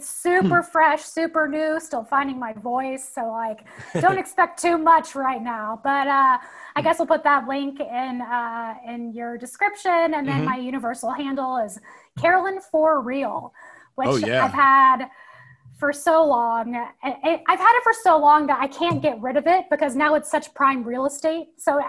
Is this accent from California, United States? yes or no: no; Nashville, Tennessee, United States; So I lived in Nashville, and I actually went to, I don't know if you know this, I went to Northwestern for a year first.